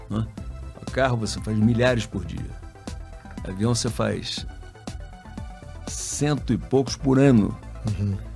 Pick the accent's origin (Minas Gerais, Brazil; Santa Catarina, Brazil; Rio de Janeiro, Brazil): Rio de Janeiro, Brazil; É, eu sou carioca, a, ah, a minha família é do Espírito Santo, família do meu pai e da minha mãe. E, mas eu nasci no Rio, é, me criei no Rio